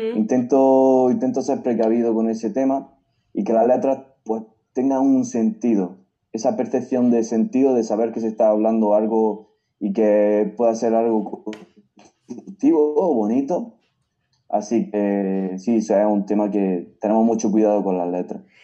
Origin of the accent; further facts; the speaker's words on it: Granada, Andalusia, Spain; mi tierra